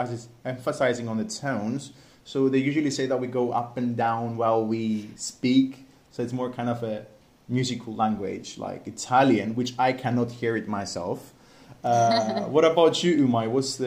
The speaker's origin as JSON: {"language": "English", "country": "Cyprus", "accent": "Cypriot"}